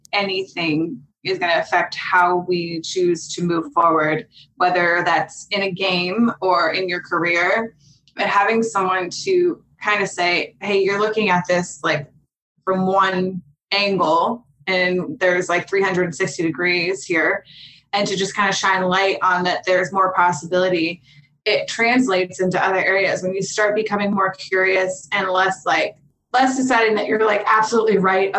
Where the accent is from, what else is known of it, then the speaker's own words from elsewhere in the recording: Pittsburgh, Pennsylvania, United States; moved away as an adult; now in Los Angeles, United States; I grew up in Pittsburgh, Pennsylvania.